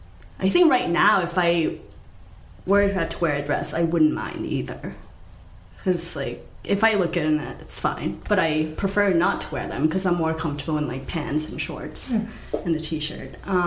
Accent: Nantucket, Massachusetts, United States; because I grew up on Nantucket. And the only stores on Nantucket are, like, super preppy stuff, or just, like, t-shirts and sweatshirts or whatever that just says Nantucket.

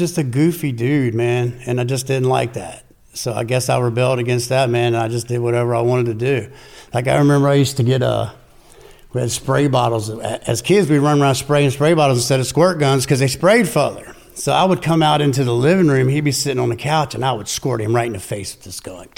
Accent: Winchester, Virginia, United States; also born or lived in Berryville, Virginia; From Winchester, Virginia. I was born in actually Berryville, Virginia. Stayed there for, I don't know, 9 years

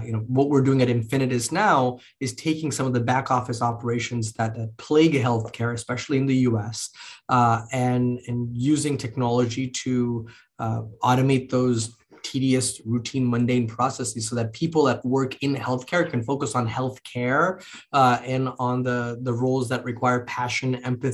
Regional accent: Mumbai, Maharashtra, India; moved away; I grew up in India, in Bombay, in. You know, the late 80s, early 90s.

